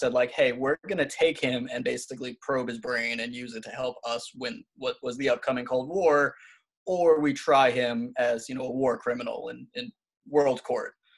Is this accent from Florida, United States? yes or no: no; New York, United States; now in Alabama, United States; I'm originally from New York